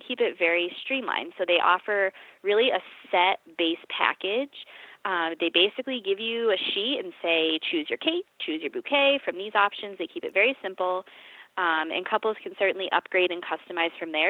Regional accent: Massachusetts, United States; I'm from New England, from Massachusetts

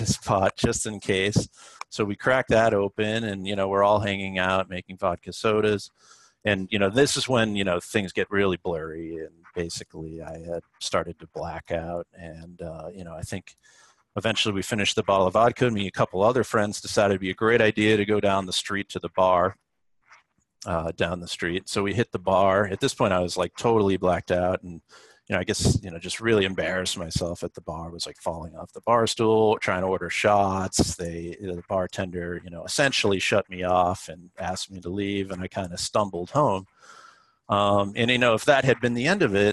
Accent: Boston, Massachusetts, United States; now in Brooklyn, United States; I'm from Boston

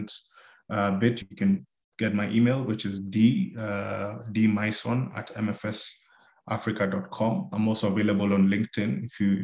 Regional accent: Kenya; being a Kenyan

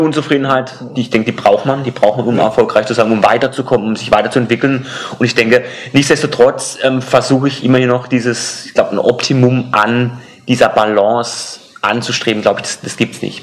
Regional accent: Karlsruhe, Baden-Württemberg, Germany; meiner Heimatstadt Karlsruhe

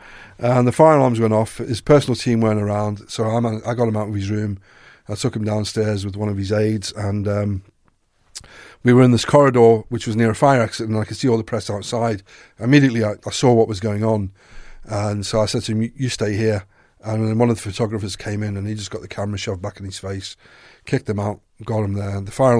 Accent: South Africa; you know, I was raised in South Africa, and my father was a policeman.

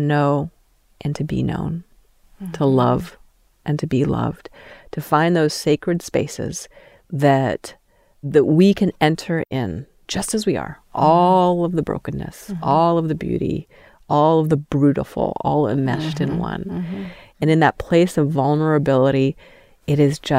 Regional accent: Steamboat Springs, Colorado, United States; moved away as an adult; also born or lived in Utah; now in Salt Lake City area, United States; I grew up in Steamboat Springs

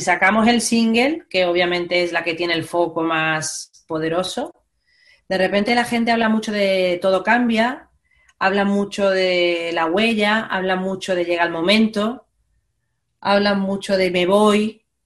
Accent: Málaga, Andalusia, Spain; moved away as an adult; now in Madrid, Spain; yo soy de Málaga, me vengo a vivir a Madrid

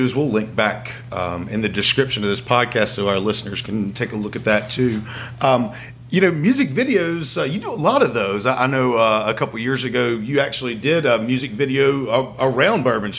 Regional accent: Statesville, North Carolina, United States; now in Hickory, United States; Matt and I, we're both from Statesville, North Carolina

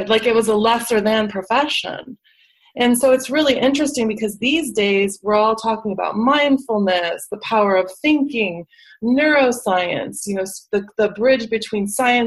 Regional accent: Schaumburg, Illinois, United States; moved away as an adult; also born or lived in Atlanta, Georgia / Los Angeles, California; now in California, United States; I grew up in the Midwest. I'm from Schaumburg, Illinois.

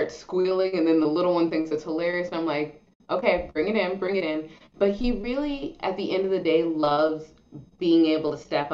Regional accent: Los Angeles, California, United States; We live near Venice Beach. We grew up near Venice Beach

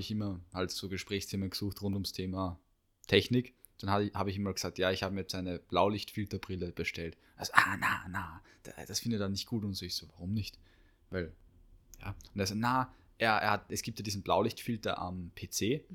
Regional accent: Austria; bei uns in Österreich

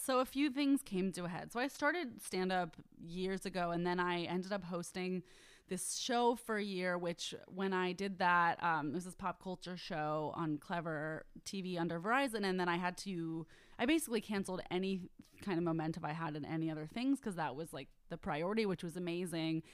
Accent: Bay Area, California, United States; I'm from the Bay Area

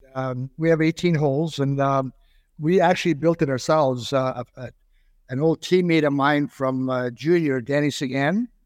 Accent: South Porcupine, Ontario, Canada; moved away as an adult; also born or lived in Germany / Long Beach, New York; South Porcupine, Ontario, which is another five hundred miles north of here

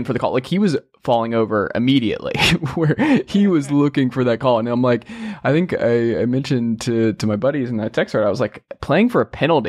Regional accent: Georgia, United States; I grew up in Georgia, surrounded by Georgia fans

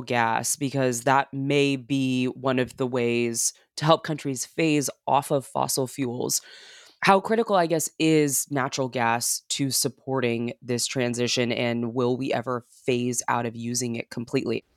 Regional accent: United States; as an American

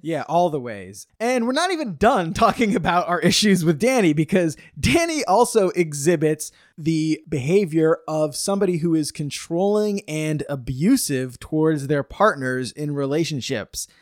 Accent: United States; being American

